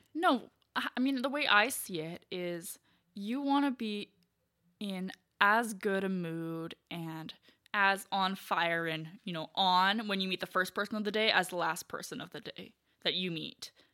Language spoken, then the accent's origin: English; Canada; I'm from Canada